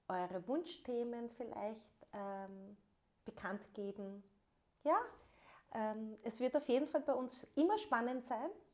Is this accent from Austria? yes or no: yes; Vienna, Austria; first language German; ich bin ähm, gebürtige Wienerin und ähm, Wien ist äh, mein Lebensmittelpunkt.